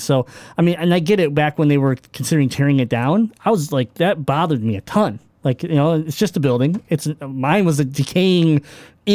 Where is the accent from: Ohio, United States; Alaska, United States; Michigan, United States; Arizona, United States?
Michigan, United States; we're from Michigan